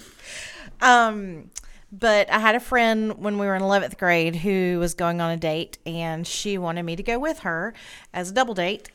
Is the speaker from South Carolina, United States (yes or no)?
yes; Spartanburg, South Carolina, United States; I have grown up here in Spartanburg